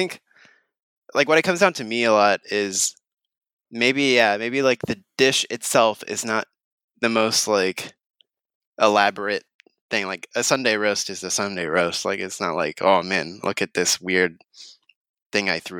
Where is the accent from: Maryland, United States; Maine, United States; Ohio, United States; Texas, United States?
Texas, United States; now in Thai Town, Los Angeles, United States; I'm from Texas